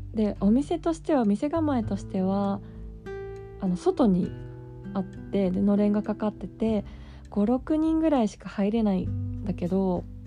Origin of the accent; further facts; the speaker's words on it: Kanto, Japan; 私はさ関東で育って生まれて関東で育ってるから